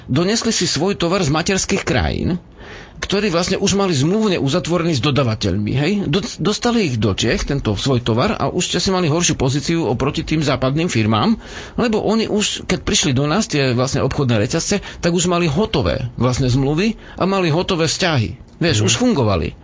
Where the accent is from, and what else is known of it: Slovakia